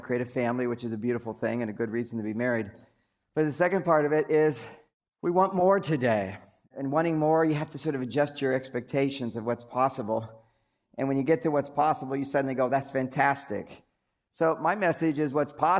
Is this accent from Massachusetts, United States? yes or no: no; San Francisco, California, United States; I'm from the Bay Area, San Francisco